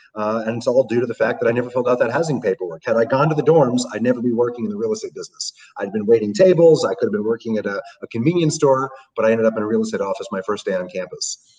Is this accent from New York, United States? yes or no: yes; New York City, New York, United States; growing up in New York City